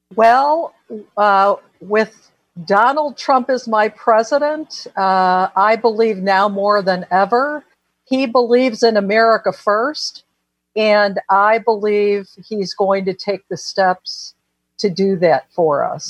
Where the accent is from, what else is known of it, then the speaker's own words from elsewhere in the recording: Chicago, Illinois, United States; I was born and raised in Chicago.